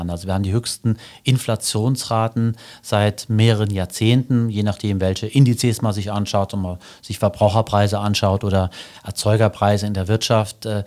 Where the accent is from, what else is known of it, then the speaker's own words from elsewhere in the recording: Sotzweiler, Saarland, Germany; Genau, ich bin geboren in äh, Sotzweiler und aufgewachsen hier im Saarland, war hier auf der Schule und habe auch angefangen zu studieren im Saarland.